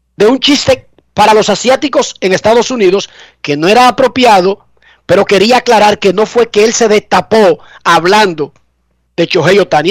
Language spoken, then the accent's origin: Spanish; Herrera, Distrito Nacional, Dominican Republic; en Herrera, donde yo crecí, mi patria chica